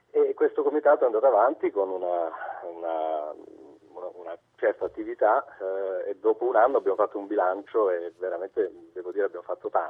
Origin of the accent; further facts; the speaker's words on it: Cosenza, Calabria, Italy; also born or lived in Tuscany; now in Province of Arezzo, Italy; io sono calabrese, sono nato a Cosenza, ma vivo in Toscana da, da 25 anni però eh, chiaramente mi è rimasta nel sangue l'attaccamento alla mia terra